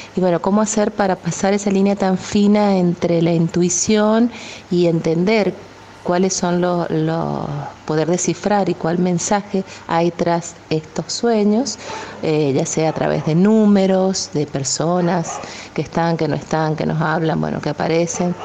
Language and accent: Spanish; San Juan, Argentina; soy de San Juan, Argentina